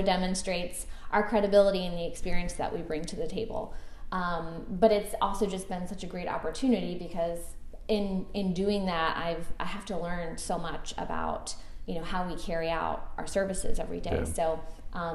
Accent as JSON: {"language": "English", "town": "Suffolk", "region": "Virginia", "country": "United States", "tie": "born or raised there", "also_born_or_lived": "Portsmouth, Virginia", "said": "I grew up in Suffolk here locally, and my family's business has always been in Portsmouth, and I went to school in Portsmouth at Portsmouth Christian. So born and bred here, raised here, a local kid"}